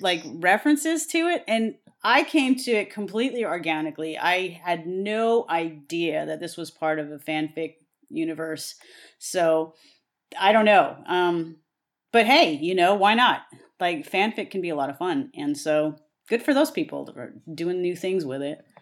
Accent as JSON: {"language": "English", "region": "the Western United States", "country": "United States", "said": "I am from the West. I am a Westerner through and through."}